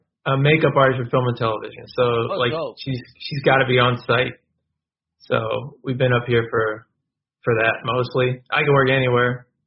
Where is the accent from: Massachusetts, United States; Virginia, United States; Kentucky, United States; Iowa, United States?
Virginia, United States; moved away as an adult; also born or lived in Harlem, New York / Sunnyside, Queens, New York; now in Brooklyn, United States; I'm from Virginia originally. It's like, anyone who knows Virginia, there's a little Mennonite town, horse and buggies between Stanton and Harrisonburg.